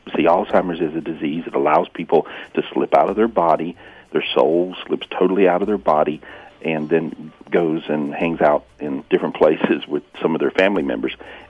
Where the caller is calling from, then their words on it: Ojai, California, United States; Well, I'm still in beautiful Ojai, California